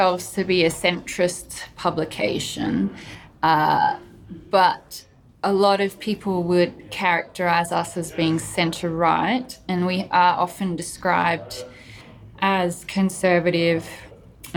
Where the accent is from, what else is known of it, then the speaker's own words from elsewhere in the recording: Australia; I'm Australian